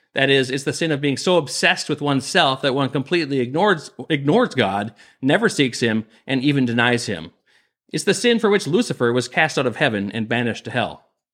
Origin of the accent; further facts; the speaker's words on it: Minnesota, United States; my home state of Minnesota